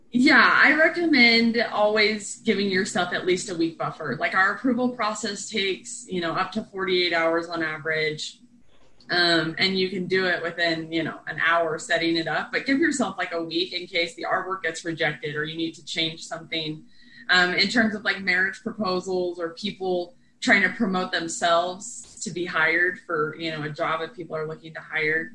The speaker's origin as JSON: {"language": "English", "region": "East Coast", "country": "United States", "said": "I'm from the East Coast"}